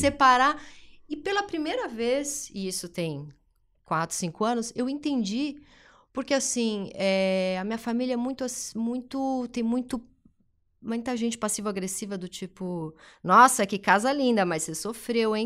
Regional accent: São Paulo, Brazil; eu nasci na Zona Leste, é, Tatuapé, a família mais simples

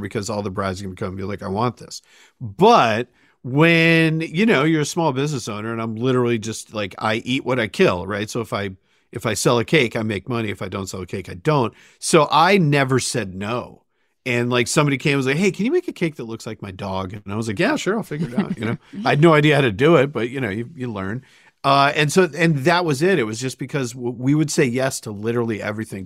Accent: Sandwich, Massachusetts, United States; I grew up in Sandwich, Massachusetts.

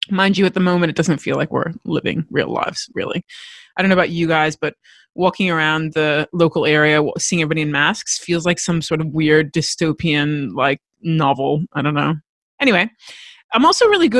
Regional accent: United States; now in Australia; I am American, but I live in Australia

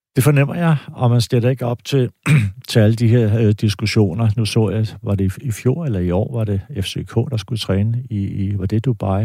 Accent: Denmark; jeg er dansker

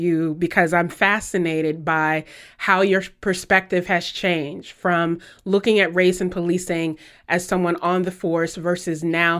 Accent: the South, United States; I'm from the South

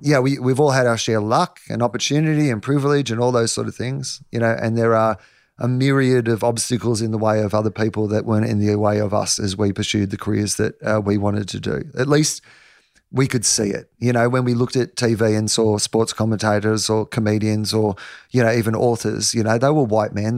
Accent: Denison, Victoria, Australia; I'm from Anderson's Road, Denison. My dad's a dairy farmer. There's two hundred and fifty people where I'm from

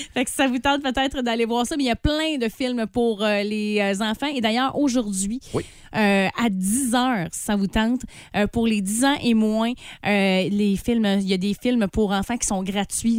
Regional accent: Saint-David, Quebec, Canada; je viens de Saint-David

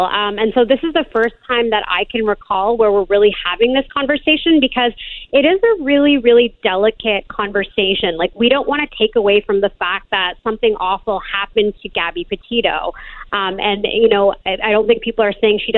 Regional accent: Canada; I'm actually Canadian

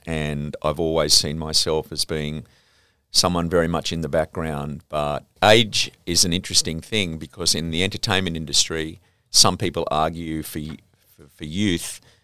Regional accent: Sydney, New South Wales, Australia; I grew up in the Saint George area

